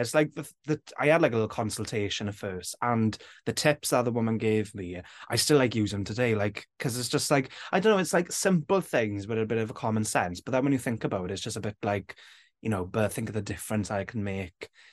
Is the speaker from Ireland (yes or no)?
no; Wales, United Kingdom; when I was growing up, it was always just like a language we spoke in school